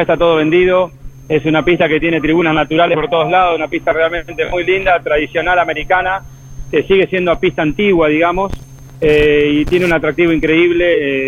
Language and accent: Spanish; Argentina; now in United States; como argentino